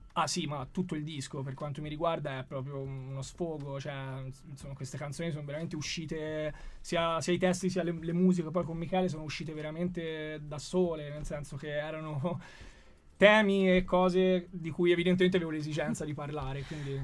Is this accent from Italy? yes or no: yes; Florence, Tuscany, Italy; moved away as an adult; now in Milan, Italy; io sono nato a Firenze, a Careggi